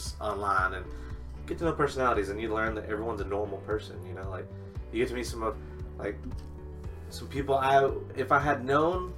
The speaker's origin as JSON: {"language": "English", "town": "Hillsboro", "region": "Texas", "country": "United States", "tie": "born or raised there", "also_born_or_lived": "Dallas, Texas", "moved": "yes", "said": "Born in Dallas. We moved to Hillsboro when I was like 4"}